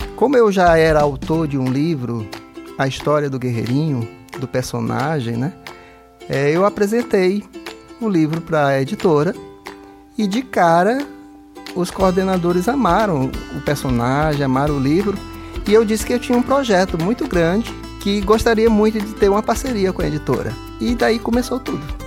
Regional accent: Brasília, Federal District, Brazil; moved away; exatamente o local de onde eu vim, né? Lá de Brasília

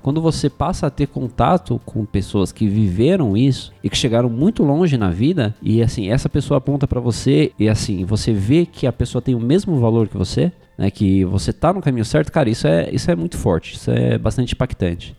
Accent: São Paulo, Brazil; eu nasci e cresci na Zona Leste de São Paulo

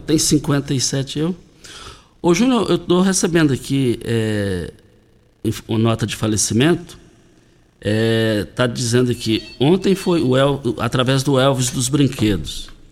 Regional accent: Douradinho, near the road to Itumbiara, Goiás, Brazil; fui criado no Douradinho, no quilômetro 6, saída para Itumbiara

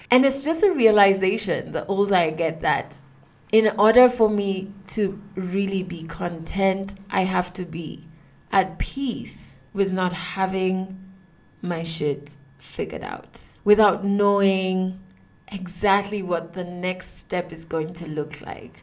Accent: Kenya; I am a Kenyan woman who has been on radio for the past nine years

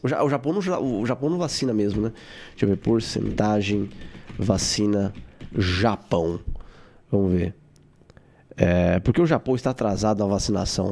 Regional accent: Brazil; eu sou brasileiro

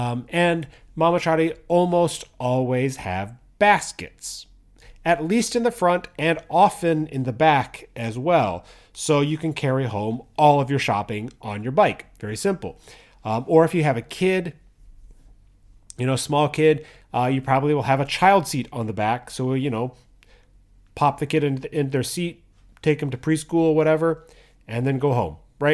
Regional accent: United States; now in Japan; the US, which is, you know, my home country.

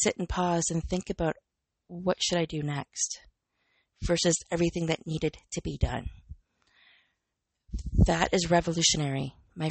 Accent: Canada; I'm Canadian

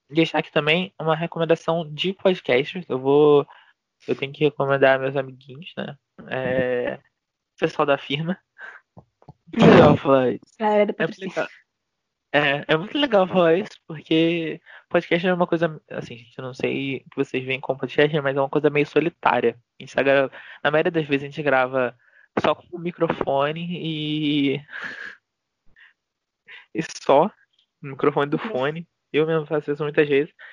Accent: Rio de Janeiro, Brazil; eu sou carioca

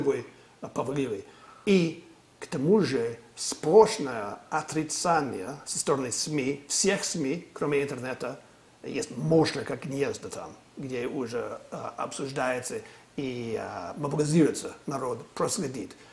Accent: California, United States; Раньше я жил, э, вырос в Калифорнии

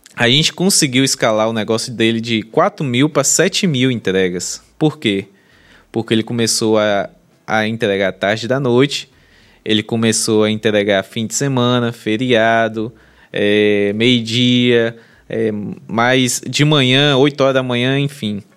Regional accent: Bahia, Brazil; a gente é baiana

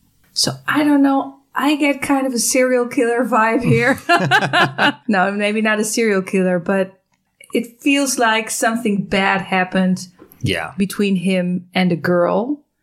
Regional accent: California, United States; now in Milwaukee, United States; So we're from California and now we're in Milwaukee.

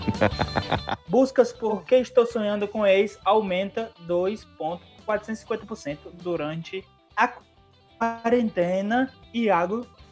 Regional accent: Brazil; nós brasileiros

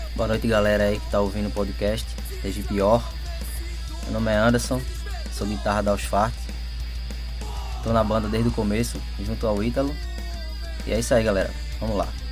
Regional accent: Brazil; A gente é da Estância, ali na região ali já de São Paulo, São Martim, ali nas proximidades.

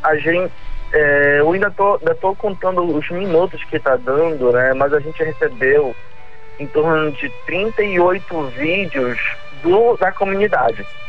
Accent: Pará, Brazil; somos paraenses

